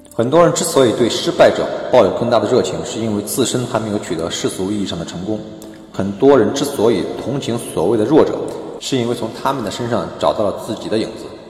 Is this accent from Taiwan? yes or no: no; China; 我们中国人